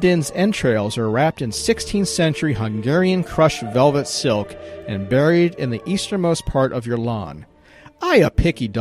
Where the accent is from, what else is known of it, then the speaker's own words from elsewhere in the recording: Virginia, United States; Virginia, my home state